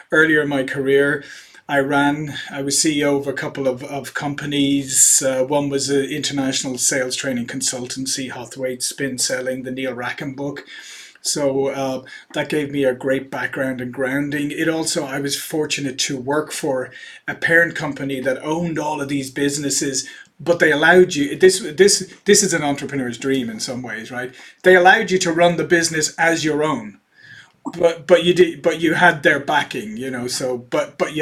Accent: Ireland; moved away as an adult; also born or lived in Silicon Valley, United States; now in United States; I'm originally Irish

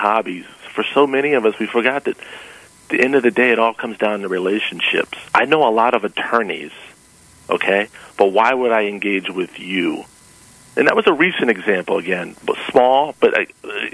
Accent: Washington, District of Columbia, United States; also born or lived in Knoxville, Tennessee; I grew up in Washington, D.C.

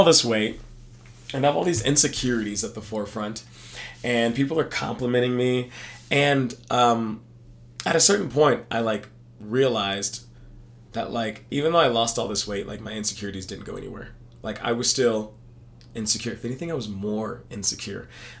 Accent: Texas, United States; No, I'm from Texas.

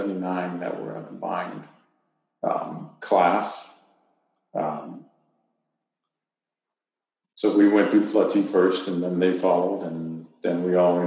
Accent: Houston, Texas, United States; moved away as an adult; I'm a Texas boy, and I grew up in Houston

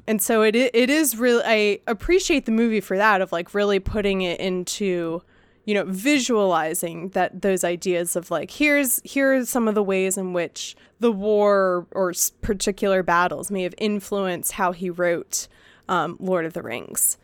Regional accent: United States; as an American

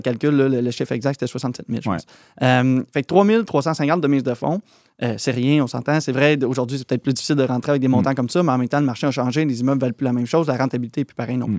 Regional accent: Plessisville, Quebec, Canada; also born or lived in France; Plessisville, c'est là où j'étais allé à l'école secondaire et tout ça. Fait que c'est là où j'ai grandi

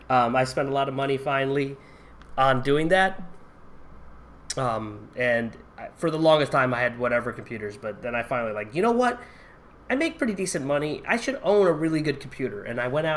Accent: Connecticut, United States; I'm from Connecticut. It's legal in Connecticut, sort of, but in Massachusetts, right?

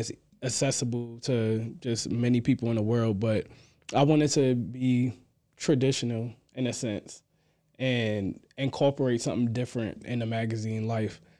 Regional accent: Amityville, New York, United States; moved away as an adult; also born or lived in Queens, New York; now in Virginia, United States; I'm from Amityville, New York. I actually was born and raised in Queens, and then at the age of, like, what, I probably was about five years old, I moved to Amityville

